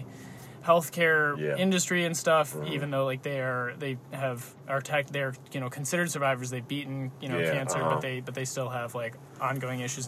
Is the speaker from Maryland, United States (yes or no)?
yes; Bethesda, Maryland, United States; moved away; I'm from Maryland. It's a city called Bethesda, which is right outside of D.C.